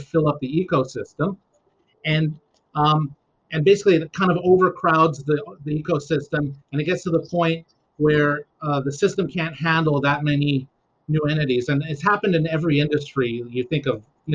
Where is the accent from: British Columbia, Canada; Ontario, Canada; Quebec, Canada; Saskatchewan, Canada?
Quebec, Canada; Dorval; moved away; I grew up in Dorval